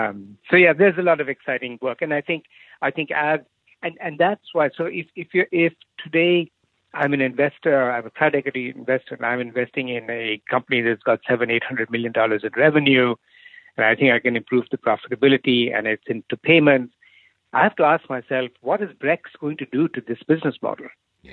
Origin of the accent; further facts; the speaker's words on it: India; So I grew up in India. My father was in the army, so I lived all over India every 2-3 years.